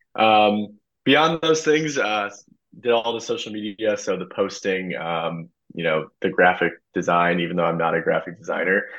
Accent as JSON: {"language": "English", "town": "St. Charles", "region": "Illinois", "country": "United States", "tie": "born or raised there", "said": "I am from St. Charles, uh, born and raised. Went to St. Charles East High School"}